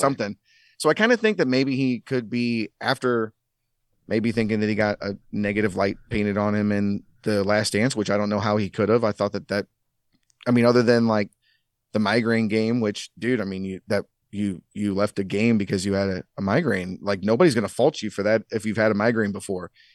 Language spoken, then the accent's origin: English; St. Louis, Missouri, United States; we grew up in Saint Louis, you, you don't have an N B A team.